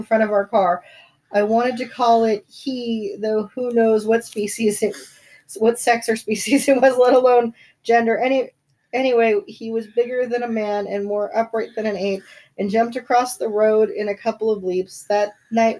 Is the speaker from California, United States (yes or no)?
yes; Bay Area, California, United States; I grew up in the Bay Area